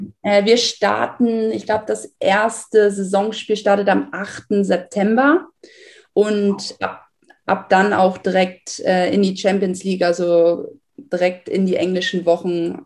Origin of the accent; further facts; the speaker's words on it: Buxtehude, Lower Saxony, Germany; moved away; ich komme aus Buxtehude